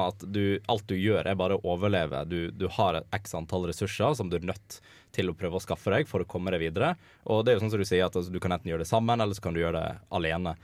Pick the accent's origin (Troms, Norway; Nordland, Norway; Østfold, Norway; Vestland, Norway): Vestland, Norway; Voss; moved away as an adult; now in Trondheim, Norway; jeg kommer fra Voss